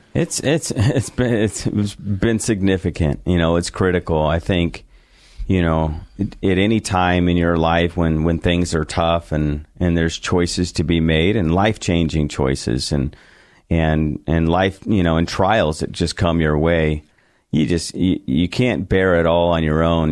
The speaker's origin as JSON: {"language": "English", "town": "San Diego", "region": "California", "country": "United States", "tie": "born or raised there", "also_born_or_lived": "Bakersfield, California / Alamosa, Colorado", "moved": "as an adult", "lives_now": "Boise, United States", "said": "I grew up in San Diego"}